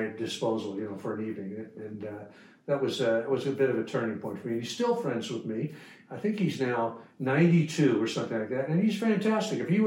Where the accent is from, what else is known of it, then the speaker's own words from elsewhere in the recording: New York, United States; I'm from New York originally